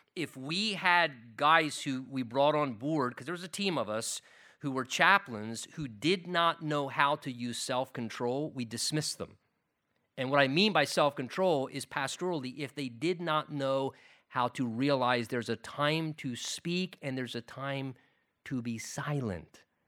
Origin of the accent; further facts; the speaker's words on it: United States; as American Christians